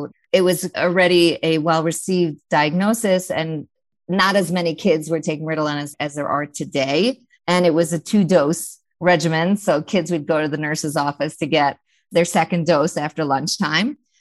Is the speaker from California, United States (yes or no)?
no; New York, United States; I'm a New Yorker, mom of 6 remarkable kids.